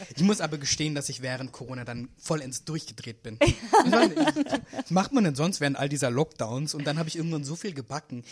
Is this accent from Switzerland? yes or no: no; Munich, Bavaria, Germany; now in Berlin, Germany; ich bin ja aus München